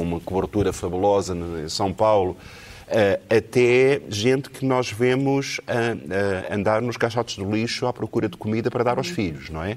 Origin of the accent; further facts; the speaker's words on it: Portugal; eu sou de Portugal